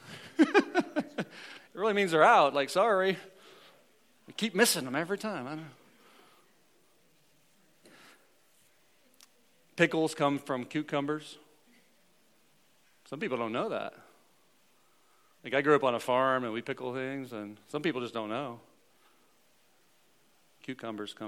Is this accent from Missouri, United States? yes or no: yes; Missouri, United States; I'm from the Show Me State.